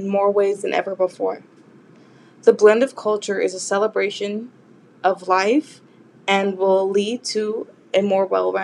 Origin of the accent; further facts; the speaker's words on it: Los Angeles, California, United States; I was born and raised in Los Angeles, California